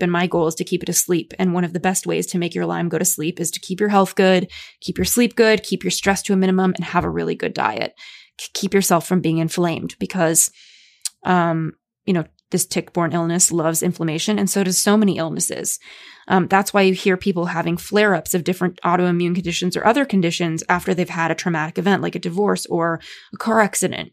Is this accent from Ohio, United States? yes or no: no; Los Angeles, California, United States; growing up in Los Angeles